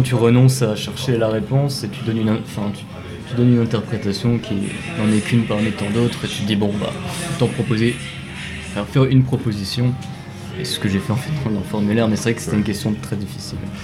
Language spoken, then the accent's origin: French; Metz, Grand Est, France; ma région natale, donc la Lorraine, Lorraine industrielle